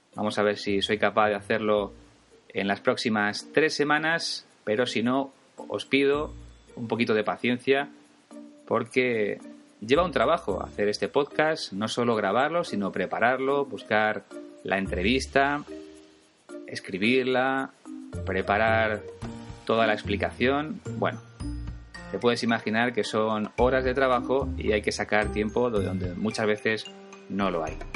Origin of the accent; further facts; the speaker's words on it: Spain; Yo soy español, es mi caso, y voy a seguir siéndolo siempre